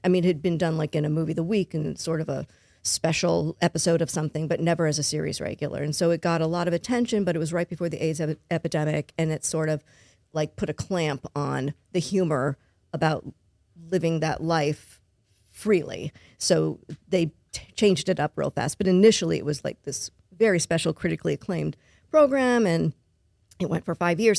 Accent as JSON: {"language": "English", "town": "Los Angeles", "region": "California", "country": "United States", "tie": "born or raised there", "moved": "as an adult", "lives_now": "Baton Rouge, United States", "said": "I was born and raised in Los Angeles"}